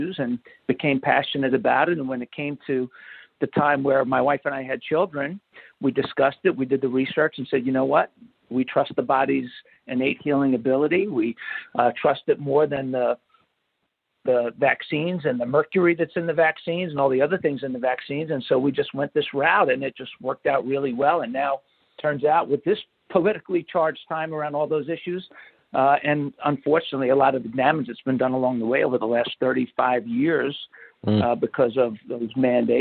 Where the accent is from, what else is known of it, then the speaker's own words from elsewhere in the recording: New York, United States; now in Marietta, United States; I grew up middle class America, New York, right outside of New York City